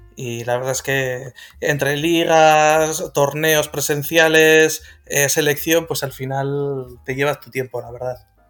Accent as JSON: {"language": "Spanish", "town": "Bilbao", "region": "Basque Country", "country": "Spain", "said": "Yo soy de Bilbao, del norte"}